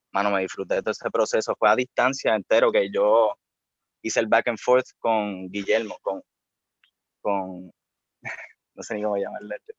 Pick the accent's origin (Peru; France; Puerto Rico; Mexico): Puerto Rico; Bayamón; yo soy de Bayamón. Eh, toda mi vida he vivido allí.